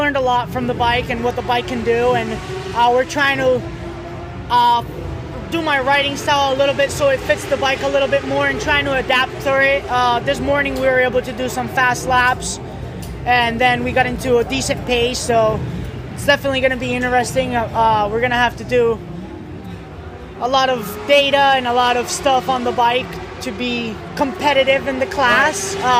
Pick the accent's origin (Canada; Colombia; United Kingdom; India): Colombia; I'm Colombian myself.